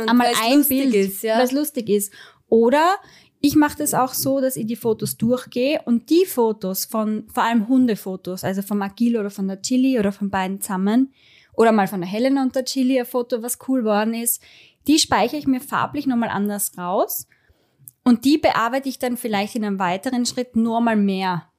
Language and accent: German; Styria, Austria; bei uns in der Steiermark